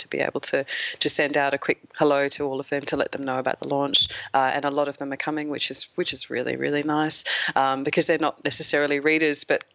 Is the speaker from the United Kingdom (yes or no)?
no; Adelaide, South Australia, Australia; also born or lived in Sydney, Australia; I'm actually from Sydney originally. We moved to Adelaide when I was about 8 or 9